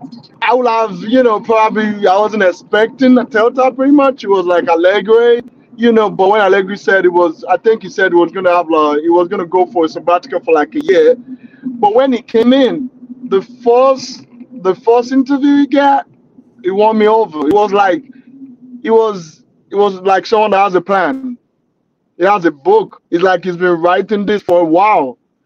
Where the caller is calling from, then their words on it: Naperville, Illinois, United States; Right now, I'm talking from Naperville, Illinois, United States.